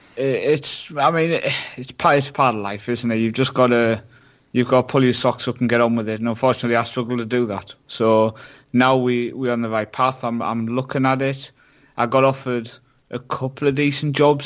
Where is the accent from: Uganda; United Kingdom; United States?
United Kingdom; Shildon, North East England; my hometown Shildon